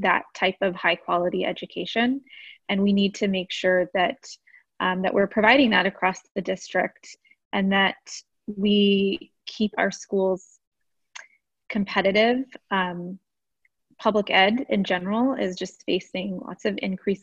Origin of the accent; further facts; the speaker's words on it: Austin, Texas, United States; I grew up here in Austin. I went through AISD. I graduated from Austin High